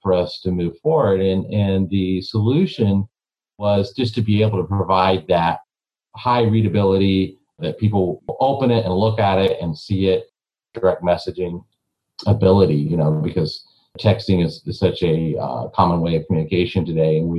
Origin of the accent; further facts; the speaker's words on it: Eau Claire, Wisconsin, United States; I'm from Eau Claire, Wisconsin